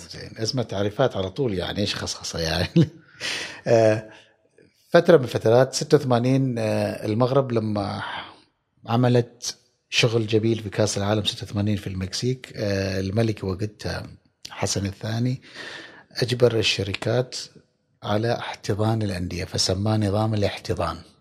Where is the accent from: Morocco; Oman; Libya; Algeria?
Oman; عندنا في عمان